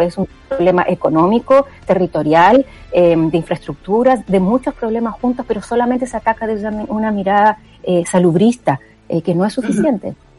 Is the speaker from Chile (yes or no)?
yes; Chile